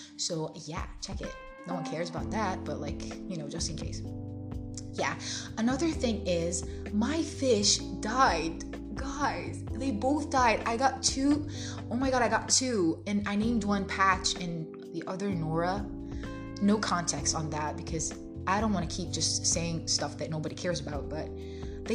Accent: Jordan; English is a second language; moved away; I'm originally from Jordan

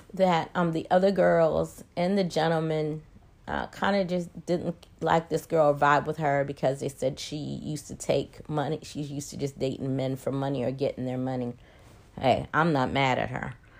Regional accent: Maryland, United States; now in Atlanta, United States; I'm originally from Maryland, live in Atlanta, went back home to Maryland

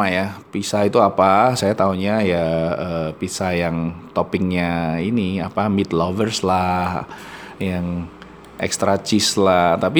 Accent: Surakarta, Central Java, Indonesia; paling ke Jogja dari Solo ke Jogja ya ya cah anu cah kampung saya itu ya jadi dari Solo ke Jogja itu udah seneng gue rasanya

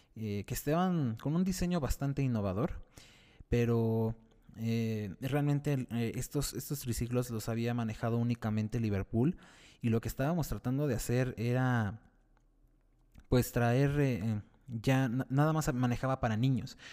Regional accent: Mexico City, Mexico; soy de la Ciudad de México

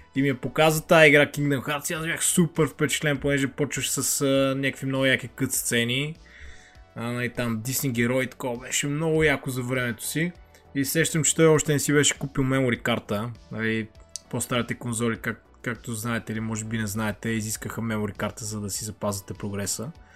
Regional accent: Lovech, Lovech Province, Bulgaria; в моя роден град Ловеч

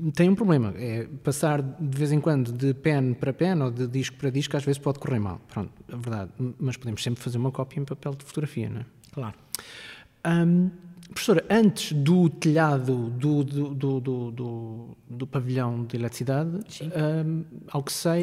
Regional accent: Coimbra region, Centro, Portugal; eu sou da região de Coimbra

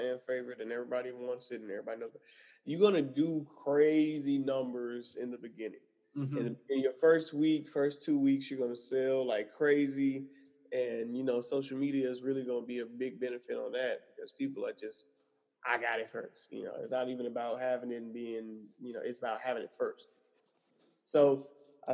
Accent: Atlanta, Georgia, United States; moved away; back in my hometown in Atlanta

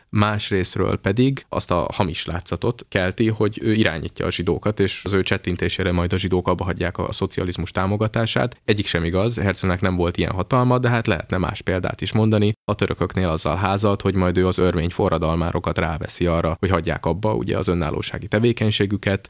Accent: Hungary

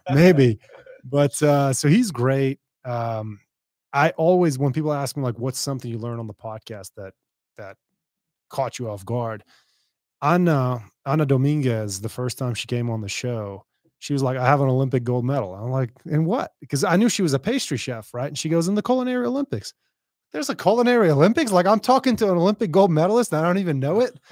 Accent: Beirut, Beirut Governorate, Lebanon; moved away; I'm from Beirut. Yeah, I'm from Lebanon

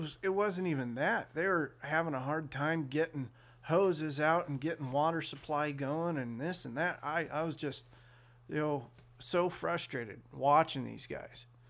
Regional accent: Sacramento, California, United States; I was born in Sacramento

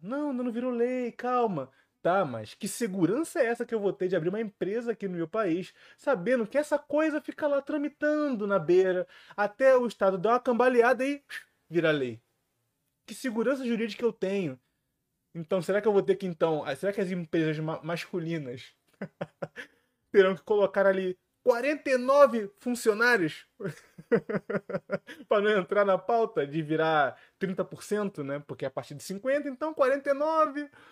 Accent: Rio de Janeiro, Brazil; aqui no Rio de Janeiro. Olha aqui minha terra natal sendo bem representada.

